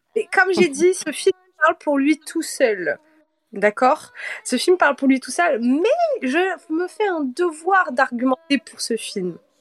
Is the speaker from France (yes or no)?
no; Cape Verde; je suis capverdienne